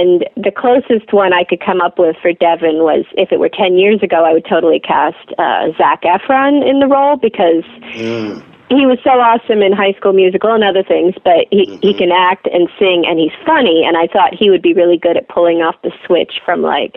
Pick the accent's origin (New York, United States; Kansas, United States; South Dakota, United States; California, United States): Kansas, United States; Lawrence; now in Portland, United States; Lawrence is my hometown